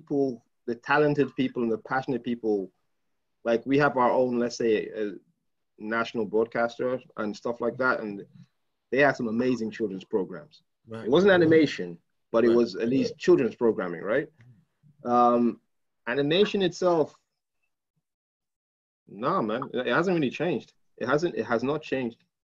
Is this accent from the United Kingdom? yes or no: no; Nigeria; I'm a Nigerian guy